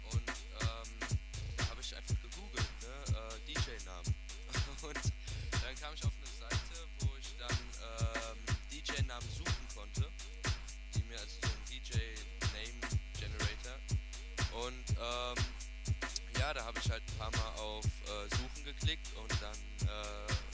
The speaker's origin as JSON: {"language": "German", "town": "Frankfurt", "region": "Hesse", "country": "Germany", "said": "komme aus Frankfurt, Sachsenhausen. Also so ein richtiger Frankfurter Boy."}